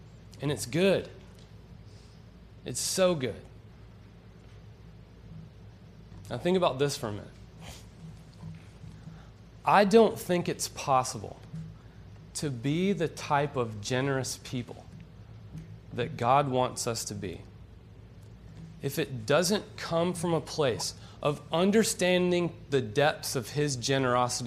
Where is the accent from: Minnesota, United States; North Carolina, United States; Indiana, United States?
North Carolina, United States; Western; moved away as an adult; now in Florida, United States; I'm from Western Carolina, and I just moved here a year ago